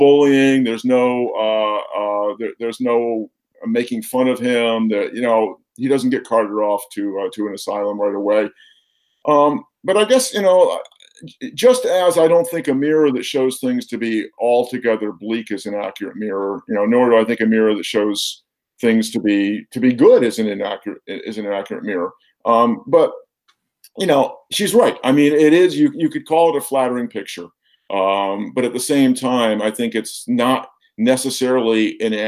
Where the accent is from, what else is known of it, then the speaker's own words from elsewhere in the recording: East Coast, United States; now in Minnesota, United States; I'm actually originally from the East Coast